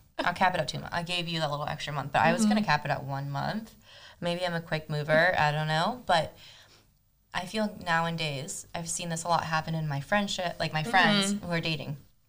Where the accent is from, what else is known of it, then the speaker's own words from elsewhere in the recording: Argentina; moved away; My brother, myself, my mom, and my dad, we were all born in Argentina. My mom grew up in New Jersey, and my dad grew up in Argentina.